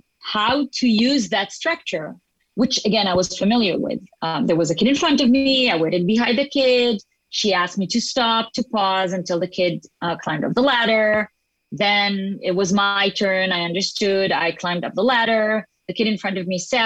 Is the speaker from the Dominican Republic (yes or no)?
no; Israel; first language Hebrew; English is a second language; also born or lived in Geneva, Switzerland; I'm born and raised here to an Israeli family, but we did travel when I was young. And at the age of 4, we moved to Geneva